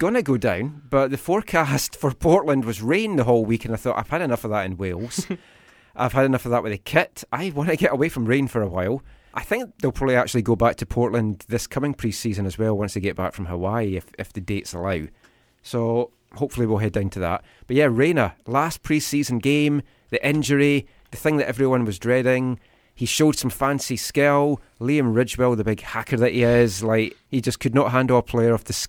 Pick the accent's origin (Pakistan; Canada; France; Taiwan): Taiwan; Oh, look at you. I grew up in Taiwan.